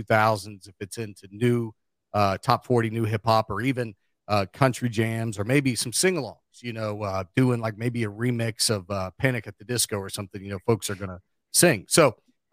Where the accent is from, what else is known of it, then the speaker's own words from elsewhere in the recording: Cincinnati, Ohio, United States; now in Charleston, West Virginia, United States; I'm from Ohio and I am from Cincinnati